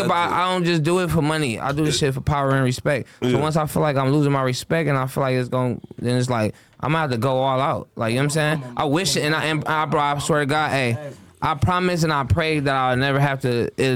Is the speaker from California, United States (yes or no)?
yes; Los Angeles, California, United States; Bro, I'm from West LA.